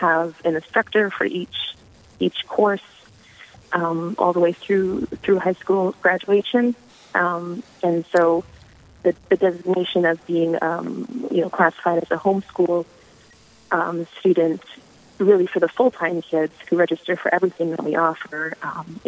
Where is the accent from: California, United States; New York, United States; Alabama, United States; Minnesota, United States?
Minnesota, United States; Verndale; moved away as an adult; now in Duluth, United States; I'm a little bit northwest of Brainerd in a small town you've probably never heard of, Verndale.